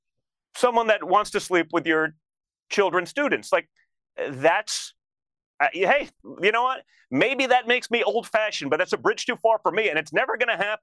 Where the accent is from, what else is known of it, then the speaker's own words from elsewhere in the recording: New York, United States; I grew up in New York.